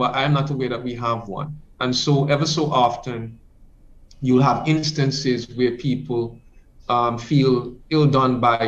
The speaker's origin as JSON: {"language": "English", "area": "Grays Farm", "region": "Saint John", "country": "Antigua & Barbuda", "said": "I'm from Grace Farm community"}